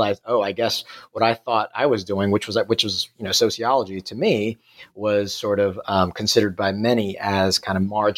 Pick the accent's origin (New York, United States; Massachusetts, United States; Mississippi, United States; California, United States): New York, United States; New York City; moved away as an adult; also born or lived in Singapore; now in Perth, Australia; As you can probably tell by my accent, I'm not from Australia. I grew up in New York City, and I did my PhD in New York City at the City University of New York.